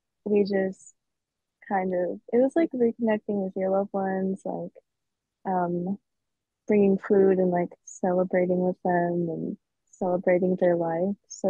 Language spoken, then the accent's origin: English; Philippines; moved away; Well, I grew up in the Philippines